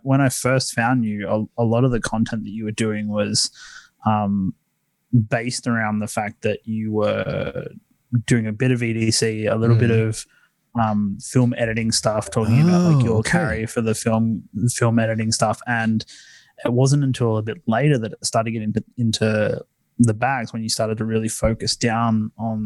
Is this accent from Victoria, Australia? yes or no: no; Sydney, New South Wales, Australia; I'm from Sydney, Australia